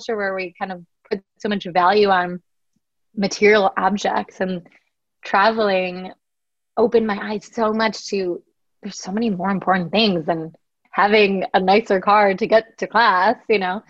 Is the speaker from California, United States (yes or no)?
no; Chicago, Illinois, United States; also born or lived in Connecticut; So I was born in Connecticut and then grew up in Chicago in the suburbs